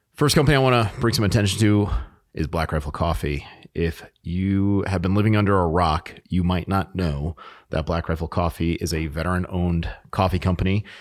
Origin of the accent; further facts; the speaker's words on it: New England, United States; moved away; I was born in New England, and I spent a lot of time up in New Hampshire